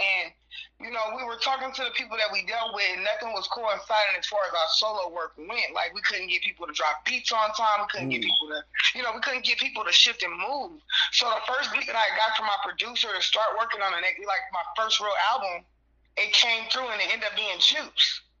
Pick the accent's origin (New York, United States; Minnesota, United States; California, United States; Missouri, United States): Missouri, United States; Kansas City; now in Las Vegas, United States; And mind you, I am from Kansas City, and I actually moved to Las Vegas, but I can't find it in myself to stay at home because we have so much work here.